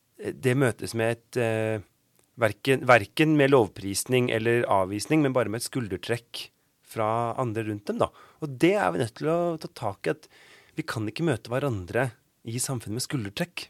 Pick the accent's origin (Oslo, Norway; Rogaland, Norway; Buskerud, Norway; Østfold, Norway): Oslo, Norway; moved away; also born or lived in Bergen; jeg ikke akkurat har vokst opp med nynorsk. Jeg er fra Oslo